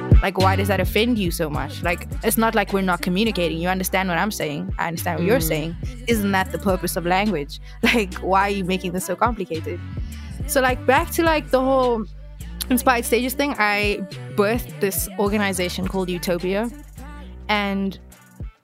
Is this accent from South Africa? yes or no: yes; Cape Town, Western Cape, South Africa; I come from Alsace River, right? And that's in Cape Town. And all the places, like, I went to Alsace River High